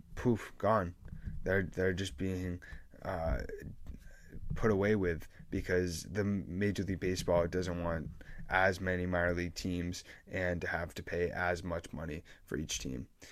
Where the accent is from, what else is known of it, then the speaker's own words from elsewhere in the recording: New England, United States; I'm from New England